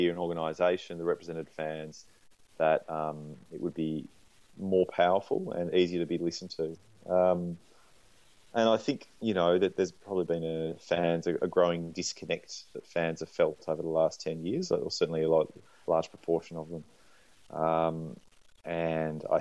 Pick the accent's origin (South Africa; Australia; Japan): Australia; moved away as an adult; also born or lived in Canberra, Australia / Sydney, Australia; now in Melbourne, Australia; I grew up in Canberra and Sydney. And I used to go to many Swans games at the SCG and then moved down to Melbourne about 10 years ago